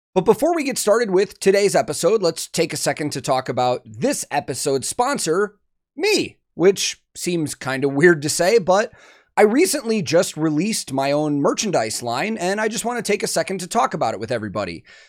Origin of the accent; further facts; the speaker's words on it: near Chicago, Illinois, United States; I grew up near Chicago, but far enough outside of it that the town I grew up in was, like, five thousand